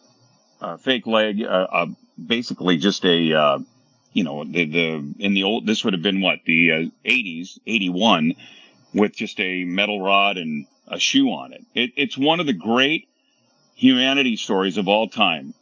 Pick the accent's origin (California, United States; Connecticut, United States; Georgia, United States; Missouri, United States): California, United States; Bay Area; Being born and raised in the Bay Area